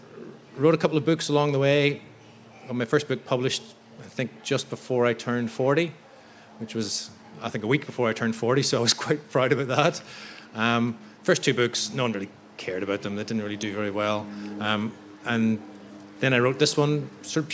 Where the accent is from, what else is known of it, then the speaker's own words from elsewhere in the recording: Belfast, Northern Ireland, United Kingdom; accent: Belfast; I'm from Belfast in the north of Ireland. I'm born there in 72